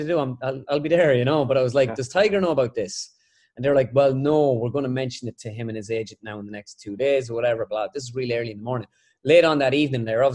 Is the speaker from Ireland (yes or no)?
yes; Ireland; back home in Ireland